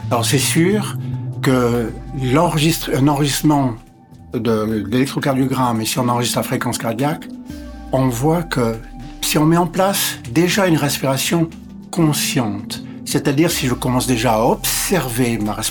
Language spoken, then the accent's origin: French; Ontario, Canada; born there; first language English; French is a second language; Je suis anglophone. Je suis né près de Toronto. Et donc, je suis anglophone de naissance. Et donc, l'anglais est ma langue maternelle.